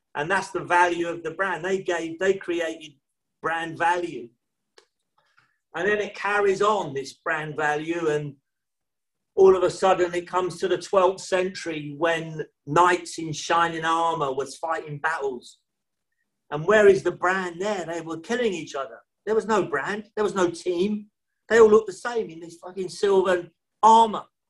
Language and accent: English; London, United Kingdom; here we are growing up in London, in the rough part of London.